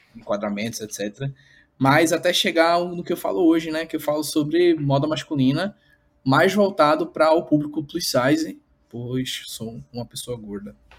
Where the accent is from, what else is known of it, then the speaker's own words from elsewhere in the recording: Recife, Pernambuco, Brazil; sou daqui de Recife